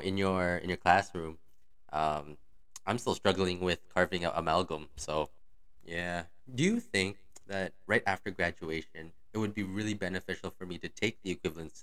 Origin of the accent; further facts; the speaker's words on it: Toronto, Ontario, Canada; moved away as an adult; now in Philippines; Yep, born and raised in Toronto.